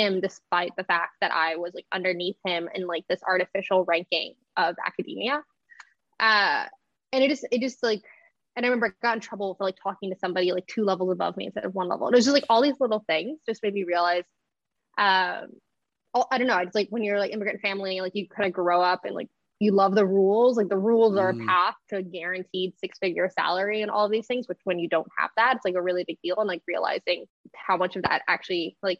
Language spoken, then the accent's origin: English; Austin, Texas, United States; moved away; I grew up in Austin.